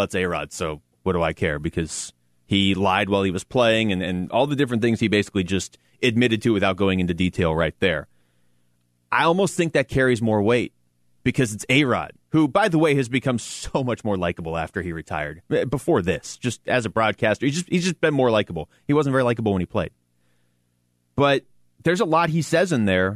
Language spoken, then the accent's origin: English; Seattle, Washington, United States; I grew up in Seattle.